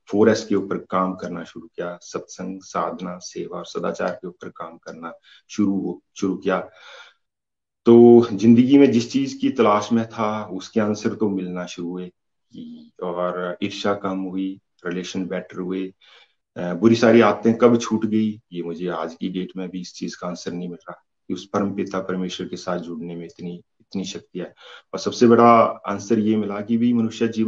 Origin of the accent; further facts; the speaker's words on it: Himachal Pradesh, India; basically मैं हिमाचल प्रदेश तहसील रोजी का रहने वाला हूँ